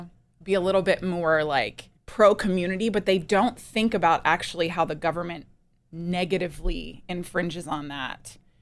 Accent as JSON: {"language": "English", "region": "East Coast", "country": "United States", "said": "I'm from the East Coast."}